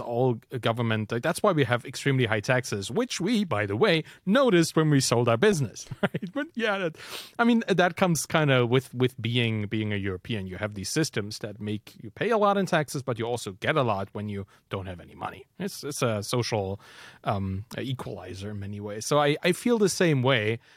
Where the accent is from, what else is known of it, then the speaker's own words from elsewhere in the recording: Germany; I'm from Germany